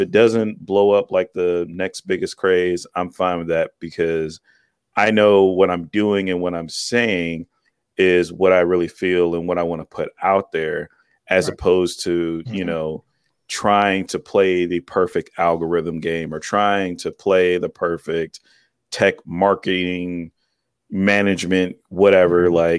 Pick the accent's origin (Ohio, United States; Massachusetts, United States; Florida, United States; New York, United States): Ohio, United States; Cleveland; I'm in Cleveland, Ohio. So cool. Pretty much born here, grew up here, left here, went to the military, went halfway around the world, and came back here.